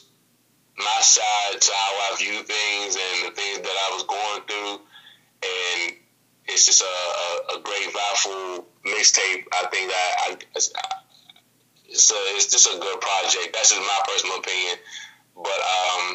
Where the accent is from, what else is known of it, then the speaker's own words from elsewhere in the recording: Pittsburgh, Pennsylvania, United States; shout out to the 412, you know what I'm saying, my hometown, Pittsburgh